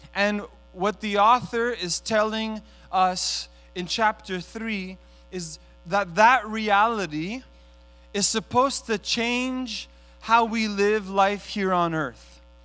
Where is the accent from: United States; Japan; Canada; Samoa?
Canada; Montreal, Quebec; I was born in Montreal. I'm the son of, uh, immigrant parents from Italy